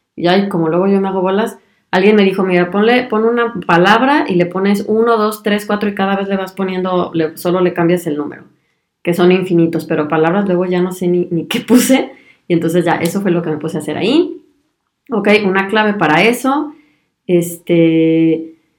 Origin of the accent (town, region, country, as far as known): Mexico; moved away as an adult; now in Germany